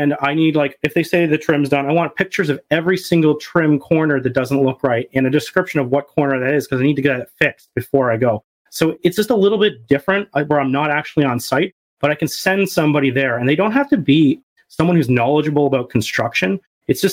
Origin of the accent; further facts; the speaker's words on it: Canada; I'm a Canadian